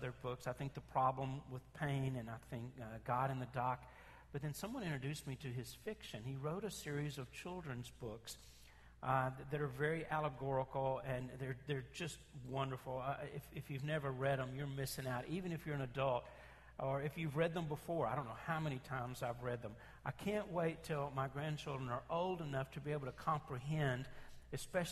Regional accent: Memphis, Tennessee, United States; I grew up in North Memphis

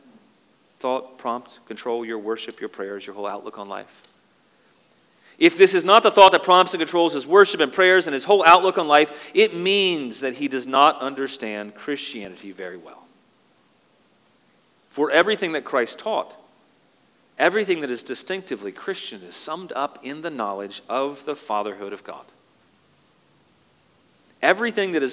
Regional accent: United States; moved away as an adult; now in Canada; I'm an American.

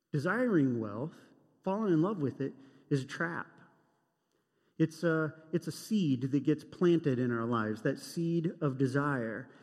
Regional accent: United States; I grew up in Cold War America

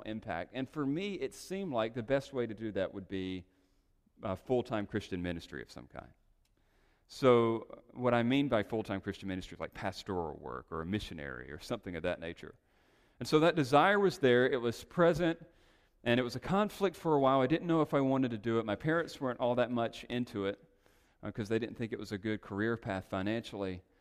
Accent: North Carolina, United States; moved away as an adult; now in Los Angeles, United States; we made the strange and risky leap to Los Angeles from North Carolina.

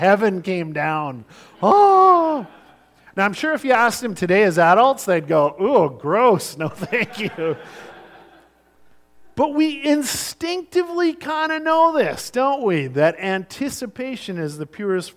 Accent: Sunshine Coast, British Columbia, Canada; I grew up on the Sunshine Coast, in the late 70s and all through the 80s

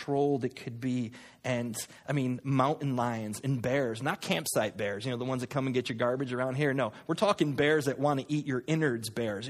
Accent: Connecticut, United States; I'm from Connecticut. We have moo cows

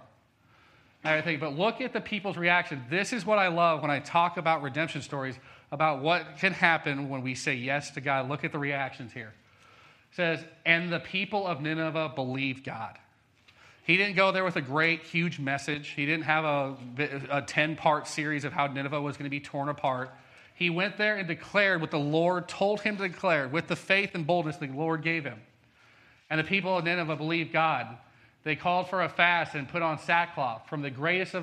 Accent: Colorado, United States; moved away; I'm from Colorado

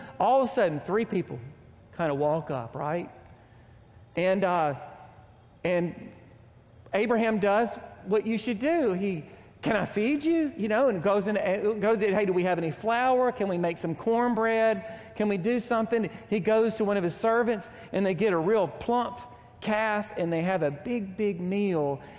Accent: Oklahoma, United States; "Where are you from?" "We're from Oklahoma."

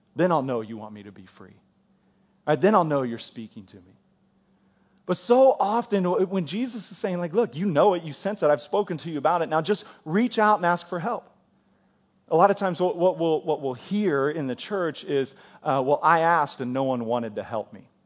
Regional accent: United States; as American Christians

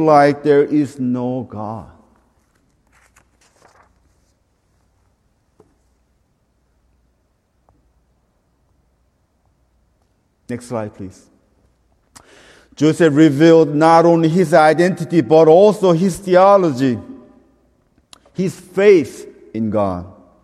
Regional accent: South Korea; moved away; I'm from Korea. I'm Korean.

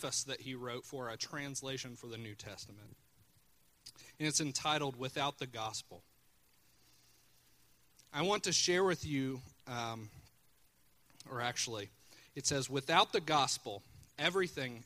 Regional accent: Chillicothe, United States; Chillicothe's my hometown

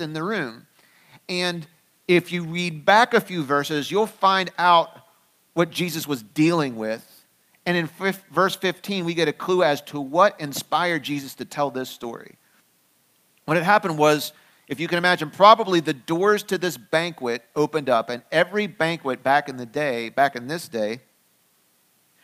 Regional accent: Pennsylvania, United States; I grew up here in the United States. I grew up mostly in Pennsylvania.

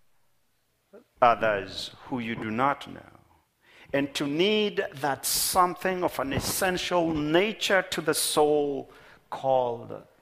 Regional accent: Kenya; moved away as an adult; now in Minnesota, United States; Many years ago, when I moved from Kenya, my home of birth, to Minnesota

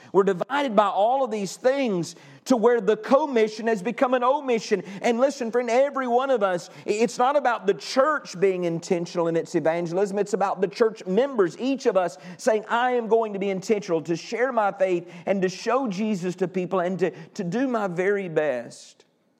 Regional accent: Texas, United States; Great, I'm from Texas.

